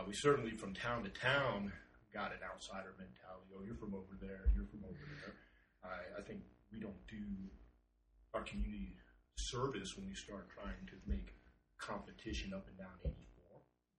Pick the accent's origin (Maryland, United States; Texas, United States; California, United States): Maryland, United States; Upper Marlboro; now in Oregon, United States; Upper Marlboro, Maryland.